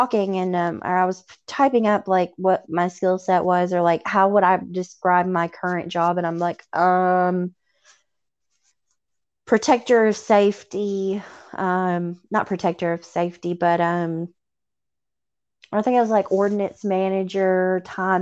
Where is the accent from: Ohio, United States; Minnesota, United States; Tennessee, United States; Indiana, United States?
Tennessee, United States; accent: Southern; I'm from Tennessee